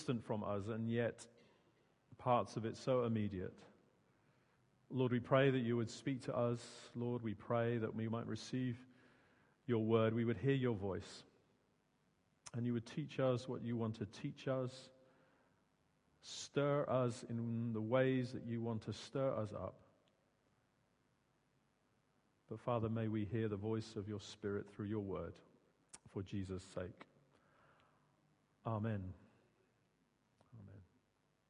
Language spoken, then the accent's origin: English; Suffolk, East of England, United Kingdom; also born or lived in Surrey; now in Guildford, United Kingdom; Growing up in Suffolk